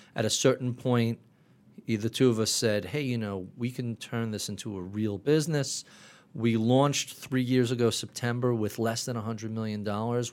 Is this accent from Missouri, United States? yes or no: no; Plainview, New York, United States; now in Locust Valley, United States; Grew up in Plainview, Long Island